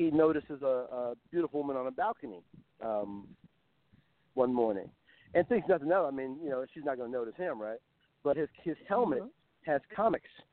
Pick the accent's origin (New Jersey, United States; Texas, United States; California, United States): California, United States; Compton; moved away; I'm not from here. I'm from Compton. We do things a little differently where I come from